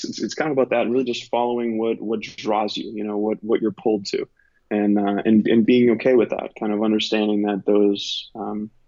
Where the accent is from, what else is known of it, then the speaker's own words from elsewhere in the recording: Boston, Massachusetts, United States; moved away as an adult; also born or lived in New York / Los Angeles; now in Nashville, United States; I'm from Boston originally, and my cousin, we used to live in a two-family house we were born